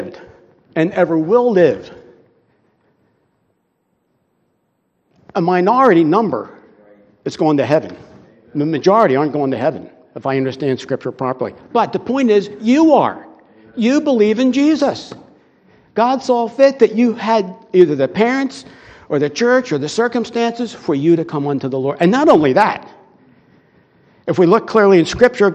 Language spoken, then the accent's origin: English; United States; we're American citizens